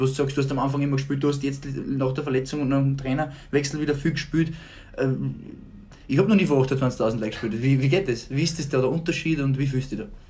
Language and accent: German; Upper Austria, Austria; moved away as an adult; also born or lived in Germany; wir sind beide aus Oberösterreich